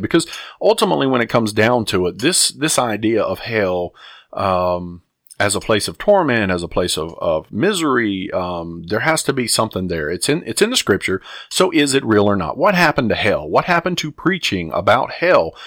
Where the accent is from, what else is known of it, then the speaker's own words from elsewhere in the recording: the South, United States; I grew up in the South, um, in the eighties